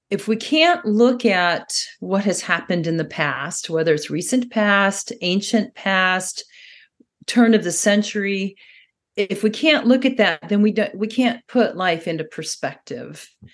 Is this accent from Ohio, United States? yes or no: yes; Xenia, Ohio, United States; moved away; When I was very young, I lived, I grew up in Ohio